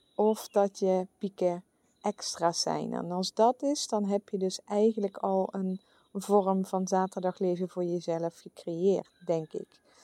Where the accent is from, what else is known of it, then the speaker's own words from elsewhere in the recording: where Vastelaovend is celebrated, Limburg, Netherlands; moved away; de plek waar ik vandaan kom